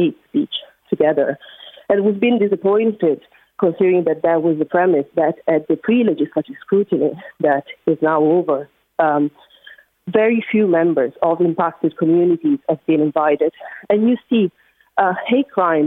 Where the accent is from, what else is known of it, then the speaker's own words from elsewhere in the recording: Italy; English is a second language; now in Dublin, Ireland; I'm from Italy, considering my accent probably. But listen, I live in Dublin